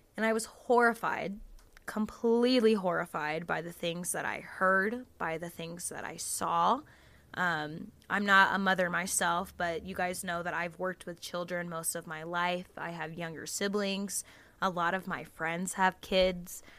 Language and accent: English; the South, United States; growing up in the South, you know, with the Southern religious grandmas